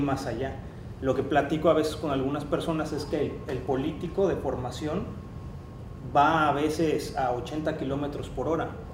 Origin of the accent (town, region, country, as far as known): Mexico